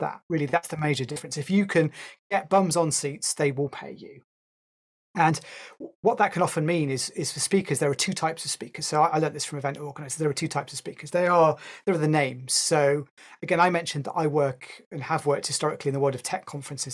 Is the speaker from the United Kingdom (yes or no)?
yes; United Kingdom; I'm a Brit